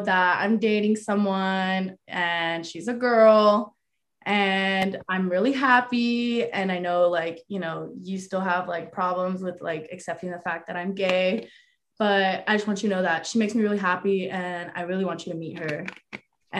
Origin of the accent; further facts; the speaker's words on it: San Jose, California, United States; moved away as an adult; now in San Francisco, United States; I'm from San Jose, Bay Area. So I live 40 minutes away from home.